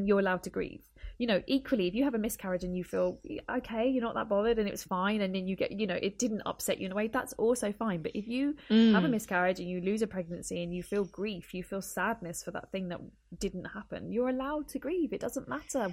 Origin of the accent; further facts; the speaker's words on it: United Kingdom; first language English; I am able to navigate and advocate for myself within the NHS system. So it's a system I grew up with. English is my first language.